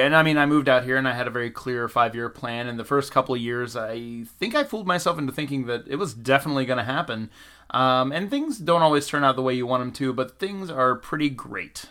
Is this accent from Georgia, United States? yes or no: yes; Valdosta, Georgia, United States; moved away as an adult; now in Los Angeles, United States; I'm originally from the South. I'm from a little town called Valdosta, Georgia, about ten minutes shy of the Florida border